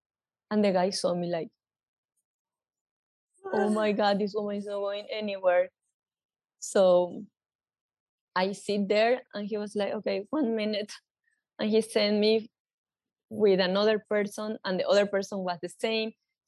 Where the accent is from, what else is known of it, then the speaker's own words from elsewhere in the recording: New York, United States; I come from New York.